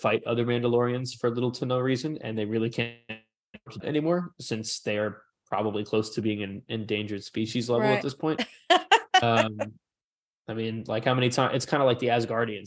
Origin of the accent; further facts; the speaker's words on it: New York City, New York, United States; I'm a New Yorker. I'm not from Manhattan. I'm from one of the other boroughs